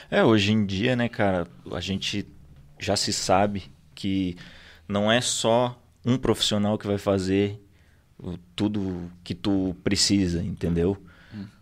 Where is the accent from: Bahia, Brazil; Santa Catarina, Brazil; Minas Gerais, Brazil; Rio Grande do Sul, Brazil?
Rio Grande do Sul, Brazil; Torres; sou natural aqui de Torres, moro aqui vida inteira